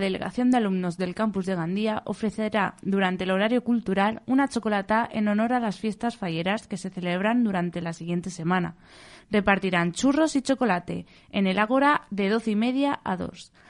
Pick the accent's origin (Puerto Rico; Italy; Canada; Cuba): Italy; Southern Italy; Spanish is a second language; moved away as an adult; now in Valencia, Spain; Yo soy del sur de Italia